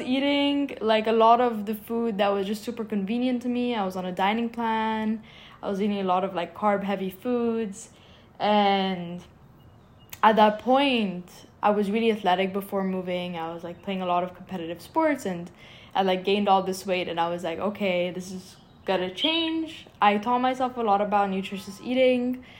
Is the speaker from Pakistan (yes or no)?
no; Cairo, Cairo Governorate, Egypt; moved away as an adult; now in Philadelphia, United States; I grew up in Cairo, Egypt